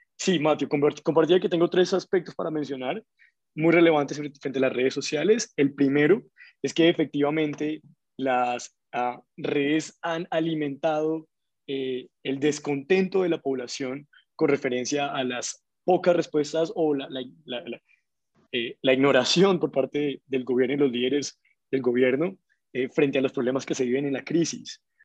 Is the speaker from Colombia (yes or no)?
yes; Colombia; como colombianos